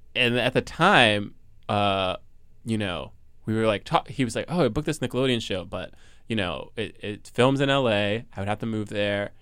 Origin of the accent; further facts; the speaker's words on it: New Jersey, United States; I was born here and then also grew up in Jersey